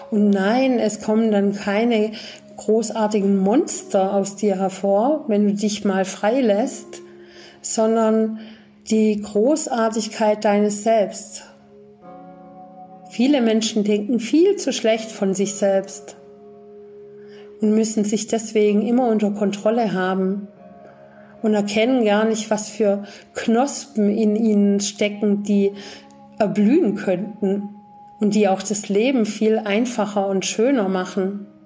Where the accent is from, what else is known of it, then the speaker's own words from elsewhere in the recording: Germany; auch ich bin eben in Deutschland groß geworden und auch ich hatte erstmal eine ganz andere Weltsicht und Ansicht